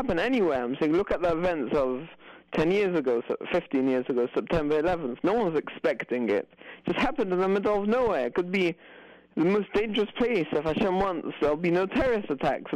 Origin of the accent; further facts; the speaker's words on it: England, United Kingdom; I'm from England